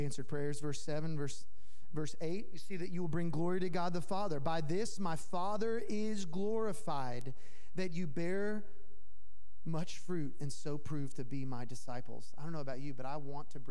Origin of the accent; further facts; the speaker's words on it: Tennessee, United States; now in Los Angeles, United States; I'm from Tennessee. I might have even said y'all, so dead giveaway. But I'm from Tennessee, and I say hello to people, but LA doesn't really